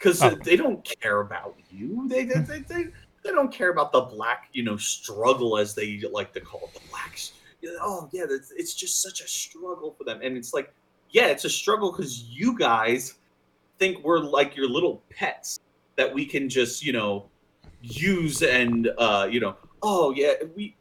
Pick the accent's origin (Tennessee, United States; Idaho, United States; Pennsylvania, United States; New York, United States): Pennsylvania, United States; we're two idiots from Pennsylvania